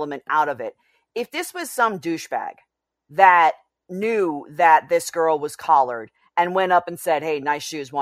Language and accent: English; New York City, New York, United States; I grew up in New York City